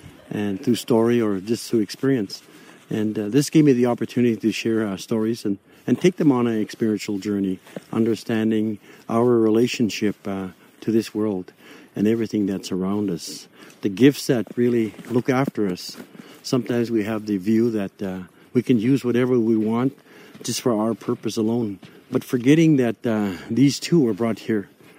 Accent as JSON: {"language": "English", "region": "Alberta", "country": "Canada", "said": "I come from the Paul First Nation."}